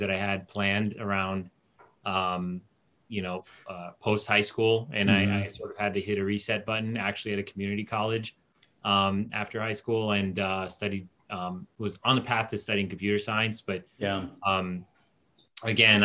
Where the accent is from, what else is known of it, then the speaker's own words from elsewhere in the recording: United States; also born or lived in Port-au-Prince, Haiti / New Jersey (Newark suburbs) / South Florida / Fort Lauderdale; Grew up in Jersey for a period, east, like Newark suburbs